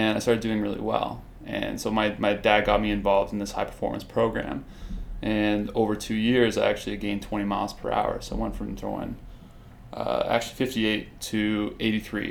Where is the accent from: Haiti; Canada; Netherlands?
Canada; Mississauga, Ontario; I grew up in Mississauga, and I started baseball when I was about 11 years old